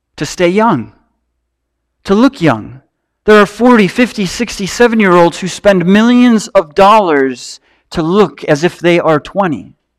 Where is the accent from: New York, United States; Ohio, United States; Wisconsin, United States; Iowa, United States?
Wisconsin, United States; Marinette; moved away; also born or lived in Louisville, Kentucky; I'm from Marinette, Wisconsin